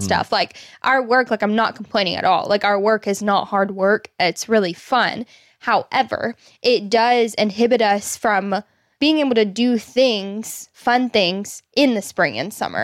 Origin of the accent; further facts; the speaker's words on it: Arkansas, United States; Both you and I have been born and raised in Arkansas